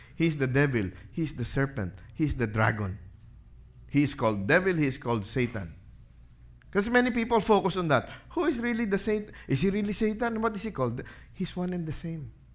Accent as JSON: {"language": "English", "country": "Philippines", "said": "being a Filipino."}